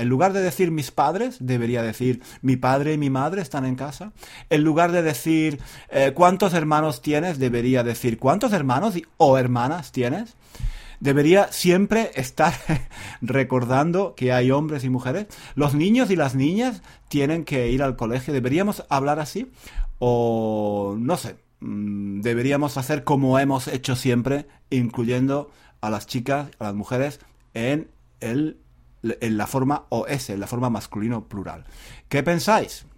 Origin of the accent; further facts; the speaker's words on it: Spain; first language Spanish; yo soy nativo de España